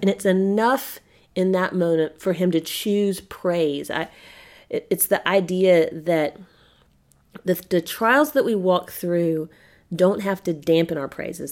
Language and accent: English; Spartanburg, South Carolina, United States; my hometown, Spartanburg, South Carolina